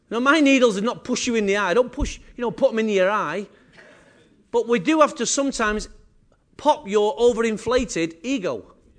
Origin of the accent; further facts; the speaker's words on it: England, United Kingdom; I am English